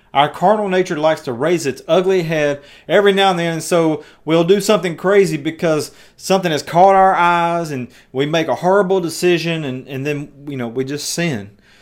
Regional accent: West Tennessee, United States; moved away as an adult; also born or lived in the South; I'm from West Tennessee

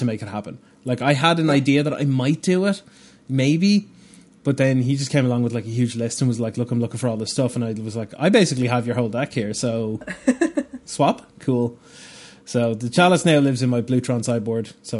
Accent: Bray, Leinster, Ireland; Bray is the name of the town that I grew up in Ireland here

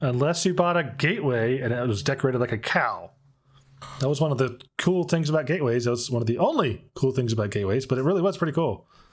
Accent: Dallas, Texas, United States; I grew up in Dallas

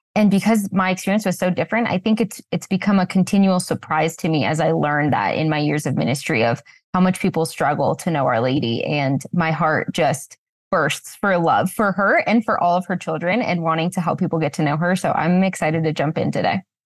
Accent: Washington, United States; I felt very alone in my faith growing up in Washington state

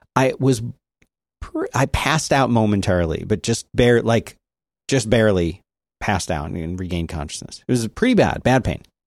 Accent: Philadelphia, Pennsylvania, United States; my hometown, Philadelphia

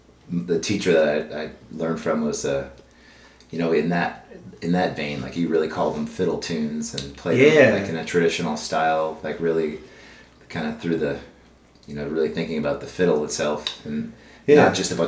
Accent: Minneapolis, Minnesota, United States; moved away; Well, I grew up in Minneapolis

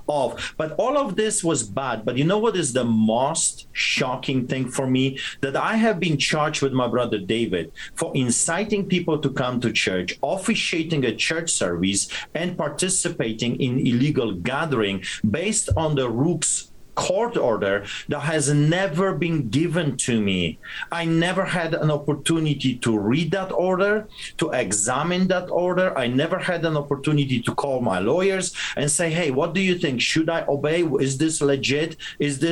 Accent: Poland; moved away; when I was growing up in Poland

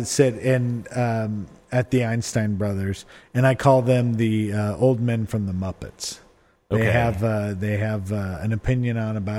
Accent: Lincoln, Nebraska, United States; I grew up in Lincoln, Nebraska.

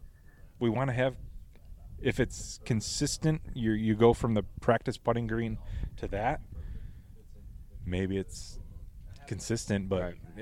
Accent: McHenry, Illinois, United States; Yep, McHenry, Illinois. Yep. So about an hour, 15 minutes northwest Chicago.

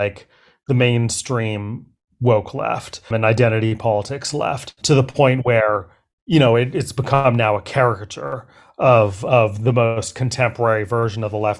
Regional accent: Berkeley, California, United States; I grew up in Berkeley.

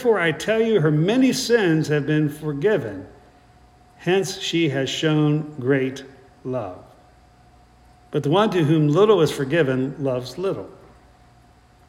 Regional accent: South Central Pennsylvania, United States; moved away; also born or lived in West Virginia / Midland, Texas; between my being born in West Virginia and growing up in South Central Pennsylvania

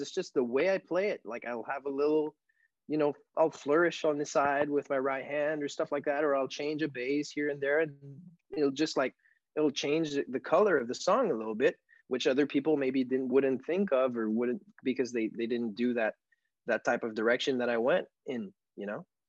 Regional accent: South Shore of Montreal, Quebec, Canada; first language French; English is a second language; in my hometown here, which is 20, 25 minutes away from Montreal on the South Shore

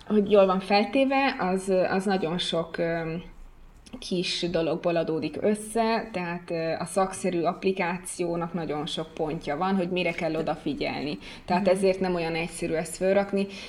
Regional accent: Hungary; moved away as an adult; now in Italy; amikor Magyarországon vagyok, magyarként viselkedem

